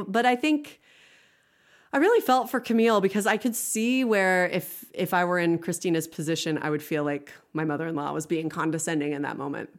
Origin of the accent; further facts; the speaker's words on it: Pittsburg, Kansas, United States; moved away as an adult; now in Lawrence, United States; I moved from Pittsburgh to Lawrence